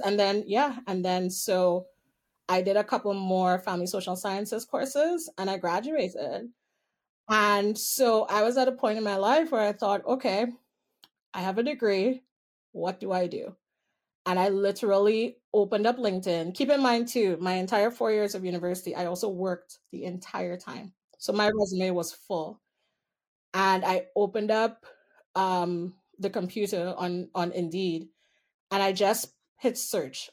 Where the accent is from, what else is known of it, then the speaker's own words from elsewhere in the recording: Trinidad & Tobago; moved away as an adult; also born or lived in Winnipeg, Canada; now in Toronto, Canada; So I'm originally from Trinidad. So I was born in well the politically correct is Trinidad and Tobago, but the actual island I was born on was Trinidad. And I lived there till I was 18